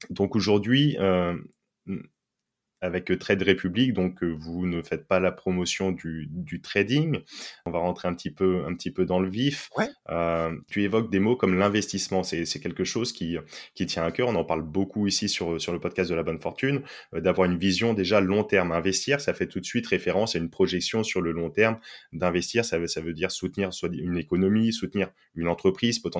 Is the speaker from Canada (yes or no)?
no; France; par exemple, je suis français, je vais prendre, je, dis au hasard, mais une action Carrefour